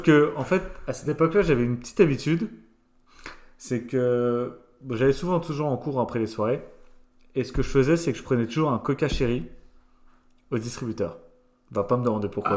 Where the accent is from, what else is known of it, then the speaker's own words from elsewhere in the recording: Étival-Clairefontaine, Grand Est, France; moved away as an adult; also born or lived in Nancy / Madrid / Valence; je suis originaire des Vosges de base, donc juste à côté, à une heure de Nancy